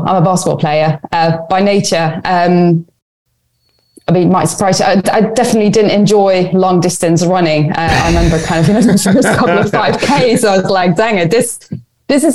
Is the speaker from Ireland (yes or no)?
no; Netherlands; moved away as an adult; also born or lived in Lund, Sweden / Edinburgh, United Kingdom; now in London, United Kingdom; I grew up in the Netherlands.